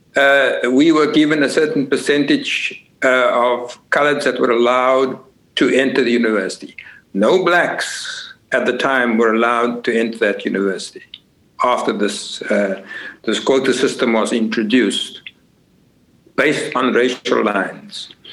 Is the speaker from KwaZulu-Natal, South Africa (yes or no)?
no; Cape Town, Western Cape, South Africa; now in Netherlands; I'm originally from Cape Town. Uh, of course, I was born in Cape Town and came to, to the Netherlands in 1969.